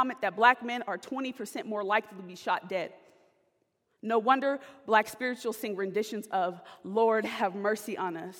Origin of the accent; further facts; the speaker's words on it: California, United States; moved away as an adult; now in Sioux Center, United States; I'm from California.